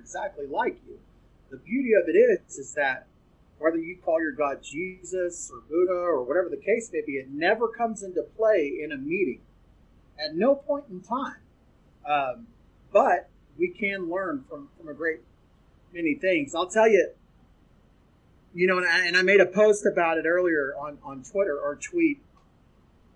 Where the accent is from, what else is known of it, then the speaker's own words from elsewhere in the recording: the South, United States; I'm from the South.